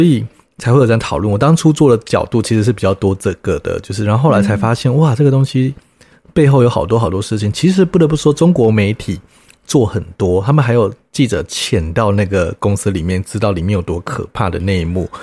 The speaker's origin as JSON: {"language": "Chinese", "country": "Taiwan", "said": "我们台湾这边"}